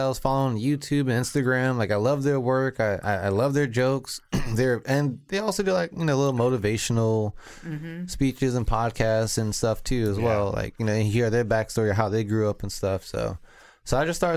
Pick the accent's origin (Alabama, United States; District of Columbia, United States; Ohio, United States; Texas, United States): District of Columbia, United States; Washington; moved away as an adult; now in Mountain Home, United States; it's my hometown. It's where I grew up.